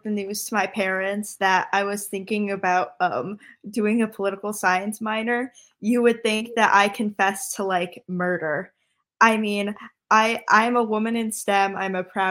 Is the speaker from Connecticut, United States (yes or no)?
yes; Connecticut, United States; I am from Connecticut